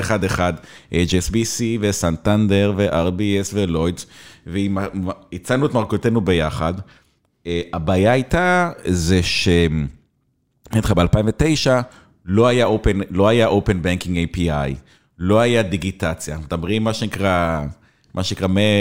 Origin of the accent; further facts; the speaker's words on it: Israel; moved away as an adult; also born or lived in England; אני ישראלי קטנצ'יק